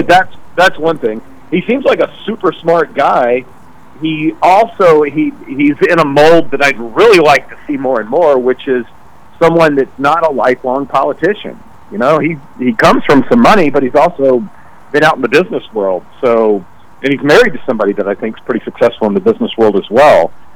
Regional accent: United States; grew up on the Mississippi River, you know, 500 miles south of Chicago

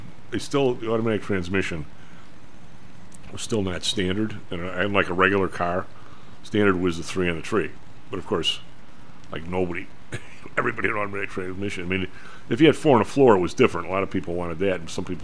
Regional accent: Evergreen Park, Illinois, United States; where I grew up in Evergreen Park

